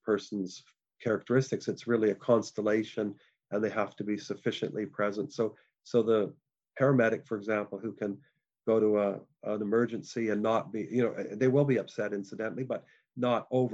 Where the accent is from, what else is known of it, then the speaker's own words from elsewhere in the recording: Canada; moved away; I'm a Canadian originally